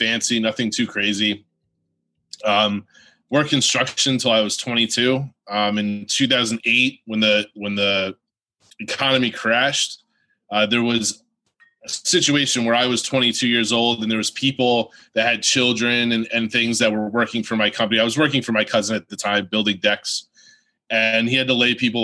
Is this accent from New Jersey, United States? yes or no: yes; New Jersey, United States; Came out of New Jersey, back into New Jersey